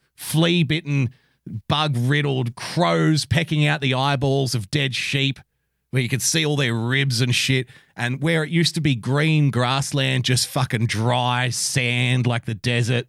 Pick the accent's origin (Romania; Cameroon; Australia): Australia; Sydney, New South Wales; also born or lived in a country town; I was born in a country town, but I was raised in Sydney. And I moved to Sydney at a very young age